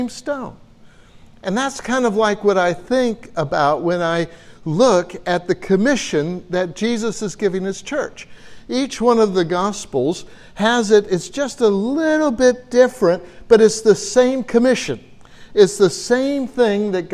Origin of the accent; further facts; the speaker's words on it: United States; accent: American; my American accent